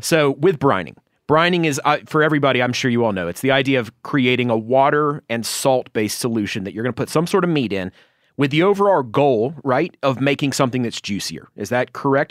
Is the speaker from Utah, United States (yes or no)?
no; Georgia, United States; my home state of Georgia